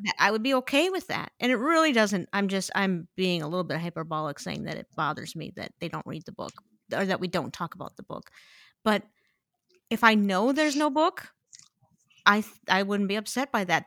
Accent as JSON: {"language": "English", "region": "Midwest", "country": "United States", "said": "I'm a Midwesterner"}